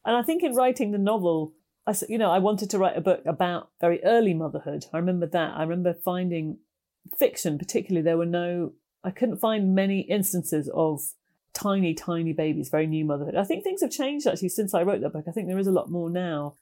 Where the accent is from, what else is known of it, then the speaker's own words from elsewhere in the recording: United Kingdom; also born or lived in Ireland; I was born there and we used to visit it all the time, although I was brought up mostly in Britain